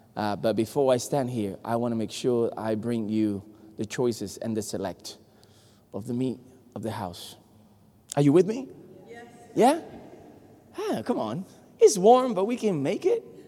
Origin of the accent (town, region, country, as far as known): Puerto Rico; first language Spanish; English is a second language; moved away